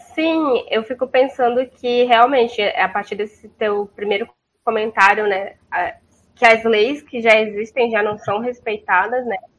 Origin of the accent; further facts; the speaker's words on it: North Region, Brazil; now in South Region, Brazil; eu sou do norte do Brasil, mas eu estou na região do sul